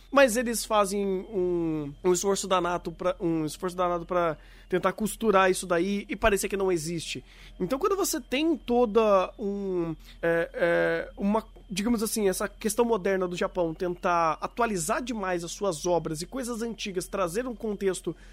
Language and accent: Portuguese; Brazil; Sou é, brasileiro.